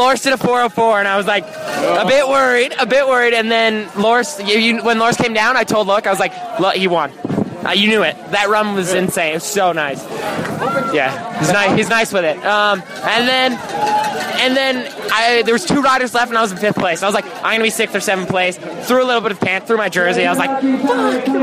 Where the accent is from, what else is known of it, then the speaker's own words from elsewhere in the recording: Canada; I'm Canadian